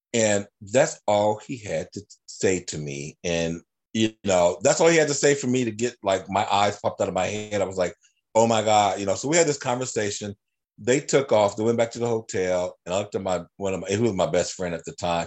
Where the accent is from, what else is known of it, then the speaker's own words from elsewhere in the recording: Dayton, Ohio, United States; moved away as an adult; also born or lived in Los Angeles / Reno, Nevada; I grew up here in Dayton, Ohio